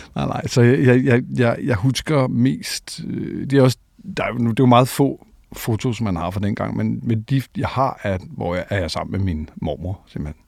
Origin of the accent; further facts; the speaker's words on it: Copenhagen, Capital Region of Denmark, Denmark; jeg er faktisk født øh, inde i St. Paulsgade øh, øh, og døbt i Marmorkirken